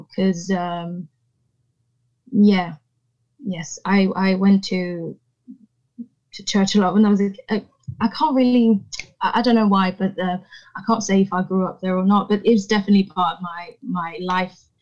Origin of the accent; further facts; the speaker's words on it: Paris, Île-de-France, France; also born or lived in Rouen, Normandy; Paris is all I've ever known, really. It's my hometown. Um, mm. it's where I, I, I grew up.